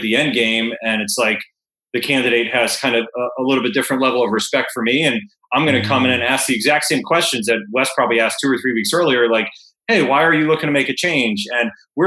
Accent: Fort Lauderdale, Florida, United States; moved away; when I was growing up in Fort Lauderdale

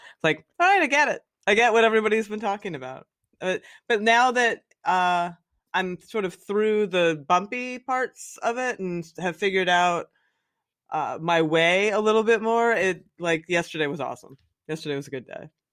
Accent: the Poconos, Pennsylvania, United States; I grew up in the Poconos in Pennsylvania, just like a little coal town.

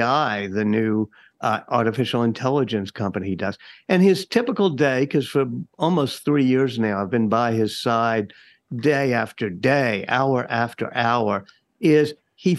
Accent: New Orleans, Louisiana, United States; I'm from New Orleans

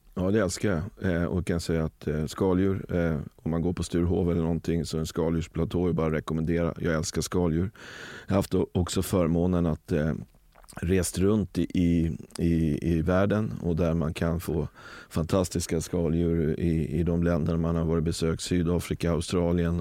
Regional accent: Rö, Sweden; Där, där jag växte upp i, i, i Rö så, så hade, eh, var det en kungajakt per år och då var jag drevkarl.

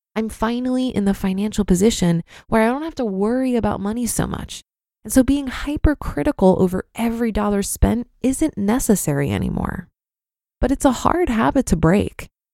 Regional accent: Iowa, United States; I grew up in Iowa

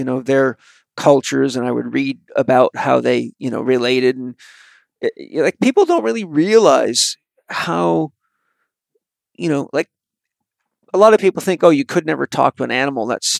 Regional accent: British Columbia, Canada; So I grew up on Vancouver Island with the Haida Indians

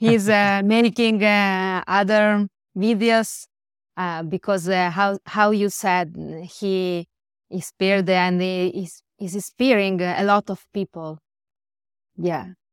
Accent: northwest Italy, Italy; first language Italian; English is a second language; I'm from Italy.

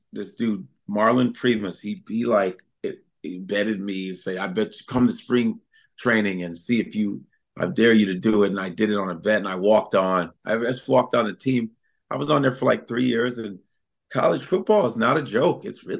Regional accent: Nebraska, United States; born there; My sister, my brother, I was born in Nebraska.

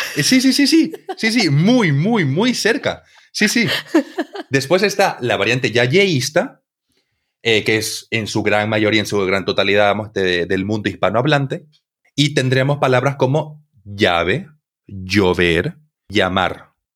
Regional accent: Santa Cruz de la Sierra, Santa Cruz, Bolivia; yo vengo de Santa Cruz, eh, que está en Bolivia

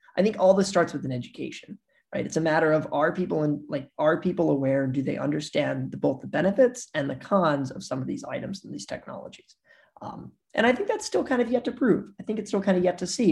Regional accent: Missouri, United States; I'm from Missouri, and in Missouri, you know, we're like the show me state

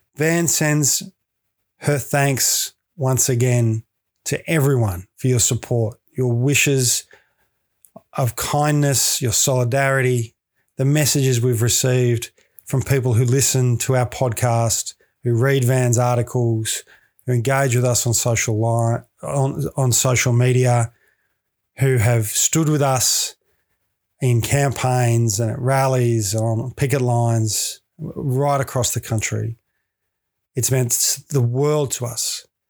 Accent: Victoria, Australia; moved away; in Victoria, my home state, which I do miss dearly

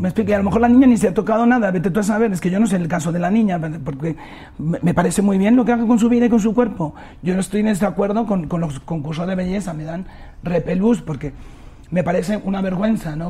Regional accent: Spain; moved away; nosotros en España

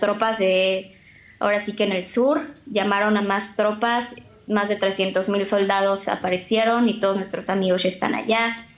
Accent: Mexico; now in Israel; somos aproximadamente mil mexicanos los que residimos aquí en Israel

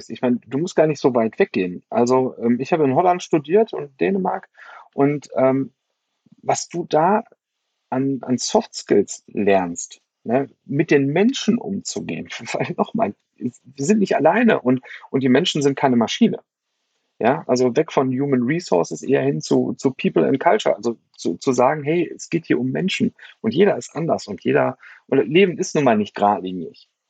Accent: Germany; Also für mich als Deutscher war das schwierig.

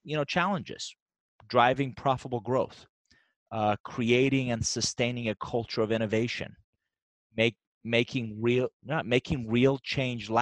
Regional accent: Iran; English is a second language; now in United States; I'm actually originally from Iran. I came to the U.S. in 1981 with a suitcase, $100.

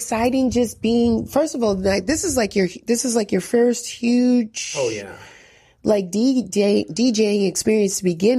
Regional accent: New York City, New York, United States; I'm from Bronx River

